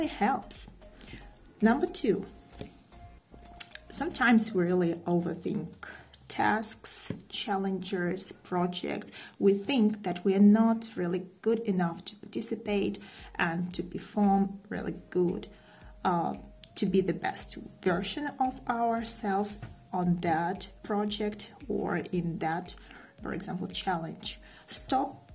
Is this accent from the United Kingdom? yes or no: no; Russia; English is a second language; I'm from Russia